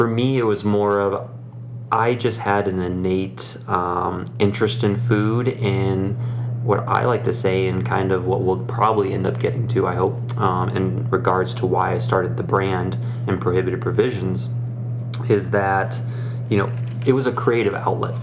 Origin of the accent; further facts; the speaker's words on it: Iowa, United States; moved away as an adult; also born or lived in Chicago; now in Denver, United States; I grew up in the Midwest as a genuine corn-fed Iowa boy. So originally from Iowa